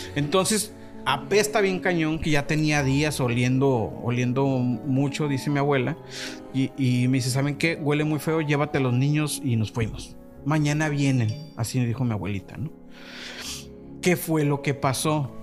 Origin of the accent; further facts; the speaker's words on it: Guadalajara, Jalisco, Mexico; nos encabrona más que nos digan jalisquillo